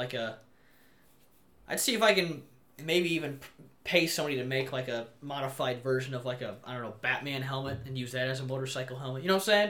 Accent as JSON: {"language": "English", "town": "Cedar Falls", "region": "Iowa", "country": "United States", "tie": "born or raised there", "also_born_or_lived": "Janesville, Iowa", "said": "I moved from Cedar Falls, which is a big city school."}